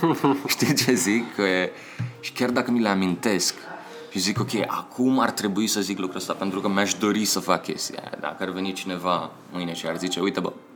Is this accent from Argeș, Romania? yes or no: yes; Pitești, Argeș, Romania; moved away as an adult; also born or lived in Bucharest; din Pitești